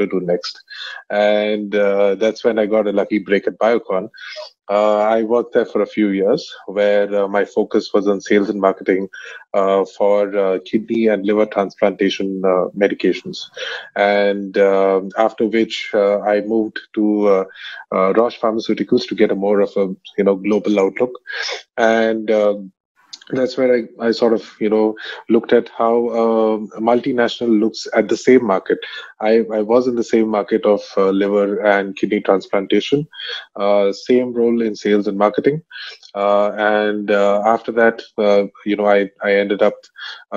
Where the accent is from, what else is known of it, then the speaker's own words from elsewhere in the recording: Bangalore, Karnataka, India; also born or lived in Middle East / Vellore; I grew up in Bangalore